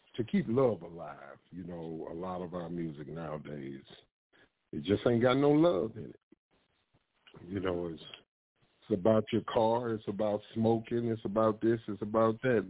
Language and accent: English; St. Louis, Missouri, United States; Born and raised in St. Louis, Missouri, uh, but been around the world.